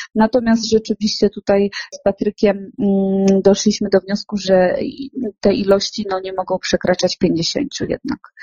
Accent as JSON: {"language": "Polish", "region": "Świętokrzyskie Voivodeship", "country": "Poland", "said": "my jesteśmy ze Świętokrzyskiego"}